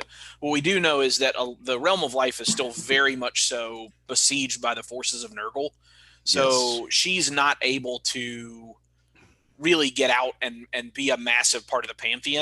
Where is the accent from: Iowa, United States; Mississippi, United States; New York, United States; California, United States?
Mississippi, United States; a fucking kid out of Mississippi